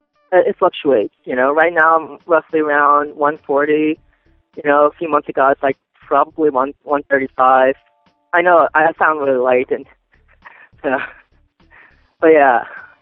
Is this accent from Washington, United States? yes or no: no; Maryland, United States; born or raised there